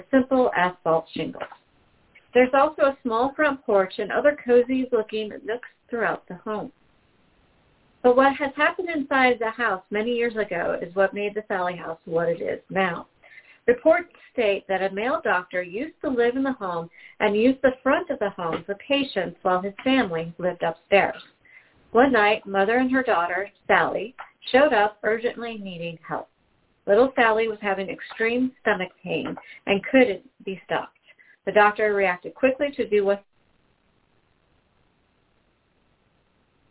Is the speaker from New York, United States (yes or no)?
yes; Round Lake, New York, United States; also born or lived in Saratoga Springs, New York; now in Richmond, United States